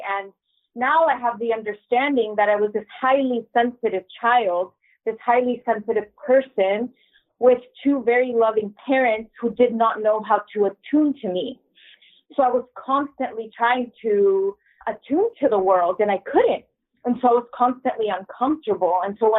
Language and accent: English; San Diego, California, United States; I am a American-born bicultural single mama. I live in San Diego. I was born and raised here.